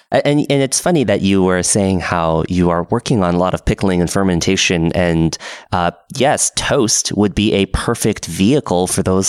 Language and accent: English; Portland, Oregon, United States; now in Seattle, United States; Being up in Seattle and also growing up in Portland, there is a lot of good coffee.